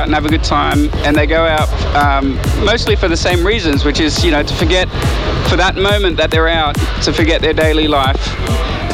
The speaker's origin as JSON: {"language": "English", "country": "Australia", "tie": "born or raised there", "said": "I love playing in Australia so much. It's my hometown"}